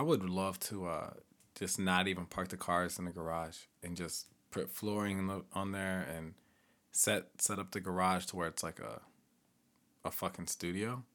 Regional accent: Edwardsville, Illinois, United States; moved away; back in my hometown, we have black, white, Hispanic

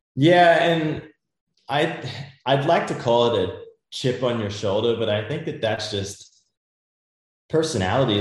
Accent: Australia; also born or lived in Europe; now in United States; growing up in Australia as a young Australian kid

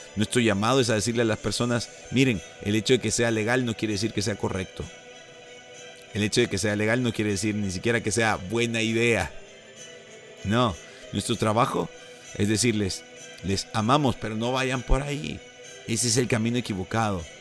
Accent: El Salvador; Eso anhelamos en El Salvador.

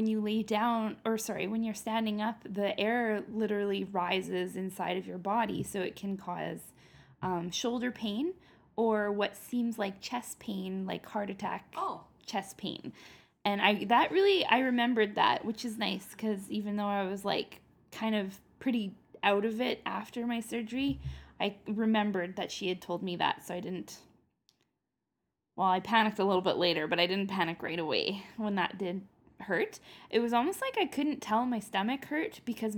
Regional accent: Canada; I'm Canadian.

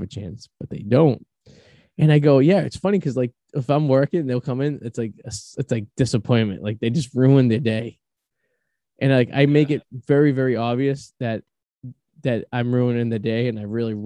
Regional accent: Boston, Massachusetts, United States; accent: Bostonian; my Bostonian charm and my accent and my persona

